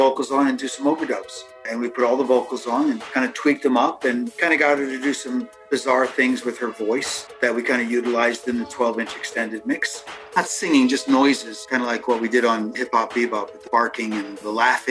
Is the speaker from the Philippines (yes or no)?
no; New York City, New York, United States; we were both from Brooklyn. I was from Sheepshead Bay.